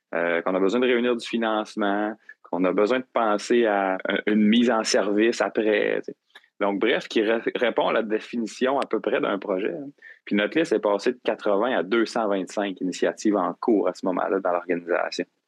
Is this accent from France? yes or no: no; Gaspésie, Quebec, Canada; moved away as an adult; now in Rimouski, Canada; je suis originaire de la Gaspésie, puis, euh, je suis venu à Rimouski pour mes études.